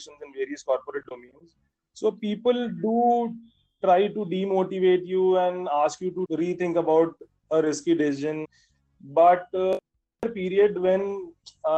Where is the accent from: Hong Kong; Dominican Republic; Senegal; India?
India; Varanasi, Uttar Pradesh; also born or lived in Mumbai, India; I decided that I'll get back to my hometown and I'll start my own business